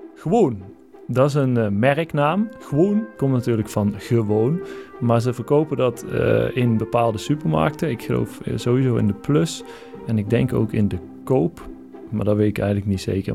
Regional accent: North Brabant, Netherlands; ik kom uit Brabant, dus dan is het, ik lees dat als gewoon, omdat die E, ja, wij zeggen dat ook wel eens zo, eh, Brabanders

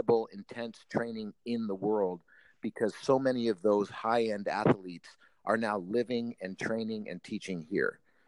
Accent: United States; as an American

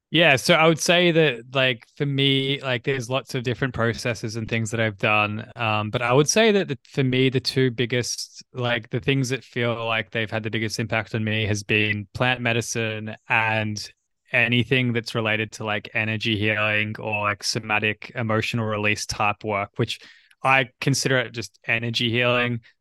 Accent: Australia; I'm from Australia

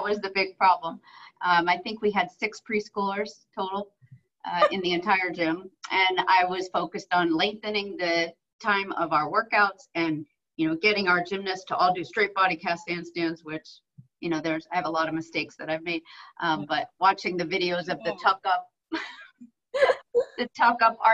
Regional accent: New York, United States; moved away as an adult; also born or lived in Oklahoma; now in Las Vegas, United States; I grew up in New York and my mom owned a gym there

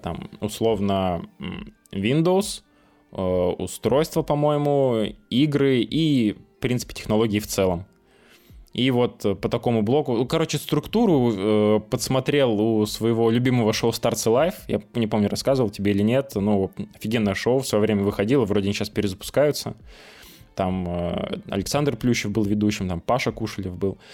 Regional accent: Nyagan, Khanty-Mansi Autonomous Okrug, Russia; moved away; я из Нягань

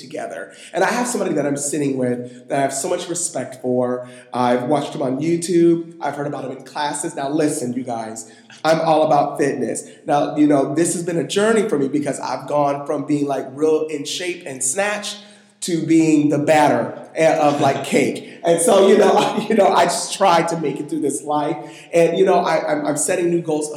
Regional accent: Washington, United States; also born or lived in Buffalo, New York; I've grown up here much longer

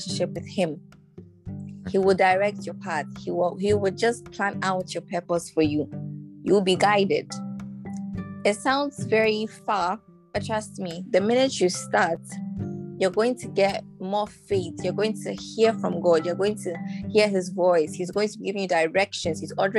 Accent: Ghana; Why am I a Ghanaian?

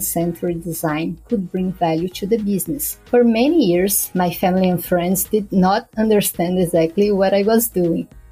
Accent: São Paulo, Brazil; moved away as an adult; also born or lived in Recife, Pernambuco; I have moved back to São Paulo, my hometown

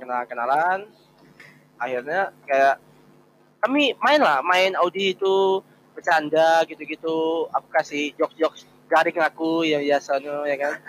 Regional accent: Jambi, Indonesia; now in Semarang, Indonesia; Aku juga lagi di Semarang, aku kuliah di Semarang gitu. Tapi aku aslinya Jambi

